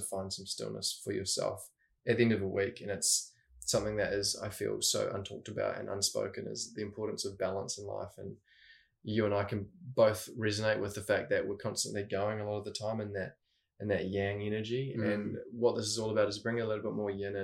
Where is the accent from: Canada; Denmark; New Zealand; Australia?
New Zealand; Christchurch, Canterbury; I was born in Christchurch, New Zealand, and was with my mum and dad until the age of three